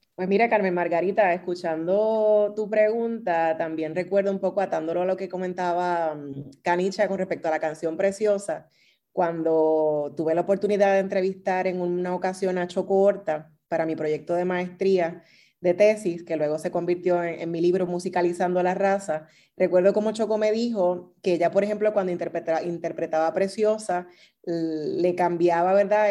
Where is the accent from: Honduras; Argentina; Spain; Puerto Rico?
Puerto Rico; also born or lived in Texas; no pensaban que podría ser puertorriqueña